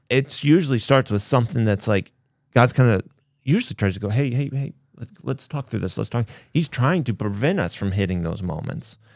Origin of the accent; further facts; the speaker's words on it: Kansas, United States; I grew up in Kansas